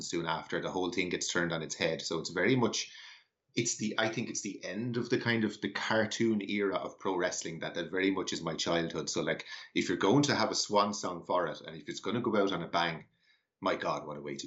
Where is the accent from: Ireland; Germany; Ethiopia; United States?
Ireland; Ireland in particular, where I'm from, I'm sure your listeners will have guessed from my accent that I'm Irish